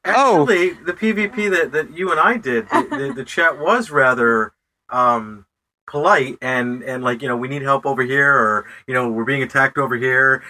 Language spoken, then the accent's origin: English; Utica, New York, United States; grew up in a in a town called Utica, New York, which is kind of a half Italian town